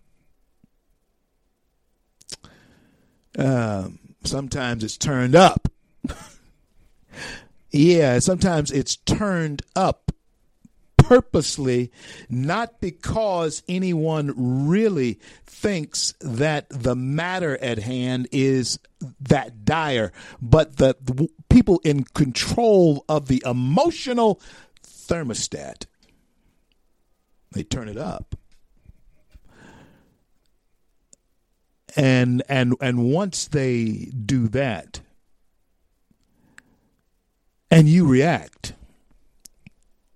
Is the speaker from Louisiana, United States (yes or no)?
yes; Louisiana, United States; growing up in Louisiana